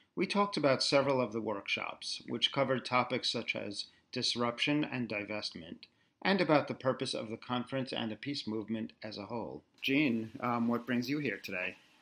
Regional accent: New York, United States; I'm a New Yorker

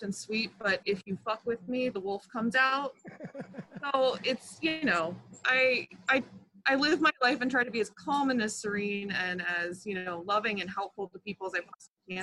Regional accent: Philadelphia, Pennsylvania, United States; moved away; also born or lived in San Diego, California / Biloxi, Mississippi; I'm originally from Philadelphia, Pennsylvania

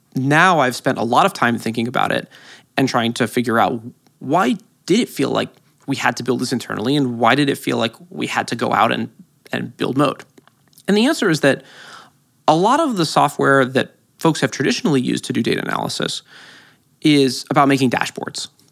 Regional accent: San Francisco, California, United States; I grew up in San Francisco

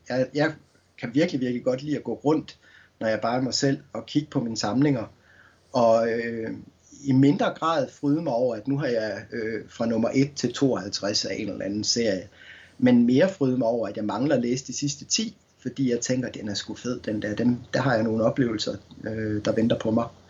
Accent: Skanderborg, Central Denmark Region, Denmark; som ung knægt i Skanderborg øh, på Morten Børup skolen

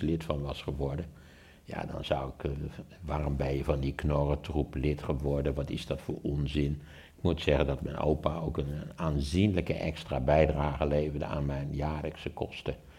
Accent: Wageningen, Gelderland, Netherlands; in Wageningen, waar ik opgegroeid ben.

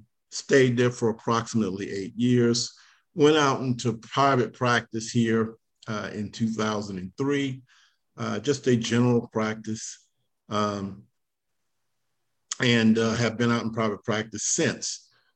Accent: Columbia County, Georgia, United States; also born or lived in New York; I grew up in Columbia County, graduated from Evans High School in the 80s.

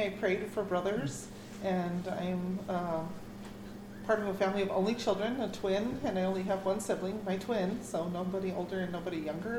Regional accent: Albuquerque, New Mexico, United States; I am from Albuquerque, New Mexico, deep in the Southwest.

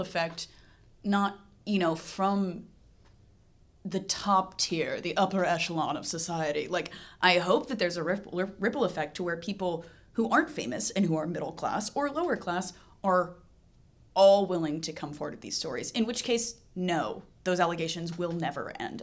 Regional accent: Tennessee, United States; I grew up in Tennessee, so, like, surrounded by a lot of conservative people

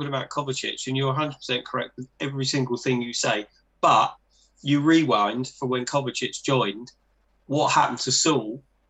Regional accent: England, United Kingdom; we're English

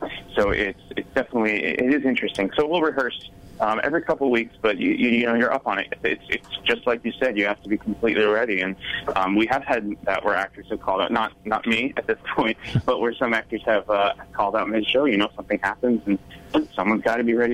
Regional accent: Nashua, New Hampshire, United States; moved away; I'm originally from Nashua, New Hampshire, so not too far away

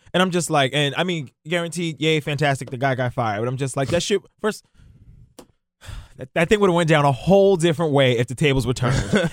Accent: New York, United States; growing up in New York

